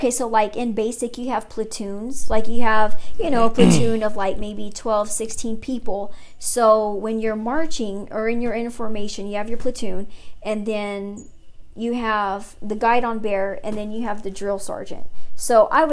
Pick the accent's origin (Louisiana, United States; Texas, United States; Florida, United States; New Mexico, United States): New Mexico, United States; Artesia; also born or lived in Hobbs, New Mexico; I'm born and raised in New Mexico